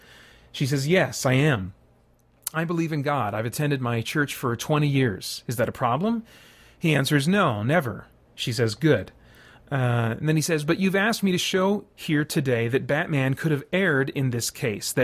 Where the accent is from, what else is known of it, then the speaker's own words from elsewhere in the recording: United States; I as an American